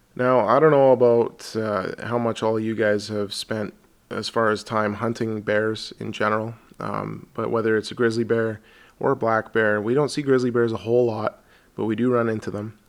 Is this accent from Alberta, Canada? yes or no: yes; Alberta, Canada; I'm from Alberta here